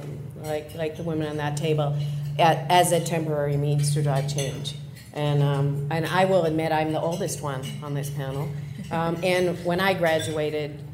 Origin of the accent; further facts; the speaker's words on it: United States; accent: American; moved away as an adult; my accent is American